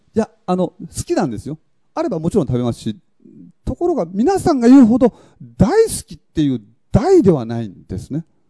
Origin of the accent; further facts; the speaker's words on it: a hamlet on Tokunoshima, Kagoshima, Japan; 私の出身であります、阿言集落